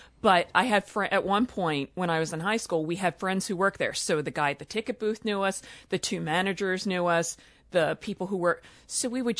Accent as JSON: {"language": "English", "town": "Baltimore", "region": "Maryland", "country": "United States", "tie": "born or raised there", "said": "I grew up in Highland Town, the area of Highland Town now called Brewer's Hill"}